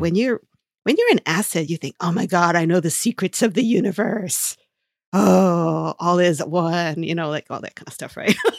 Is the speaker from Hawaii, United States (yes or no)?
yes; Hawaii, United States; moved away; growing up in Hawaii